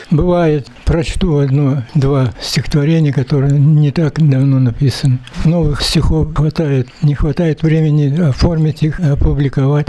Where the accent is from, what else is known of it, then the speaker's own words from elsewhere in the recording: Siberia, Russia; Я же родился в Сибири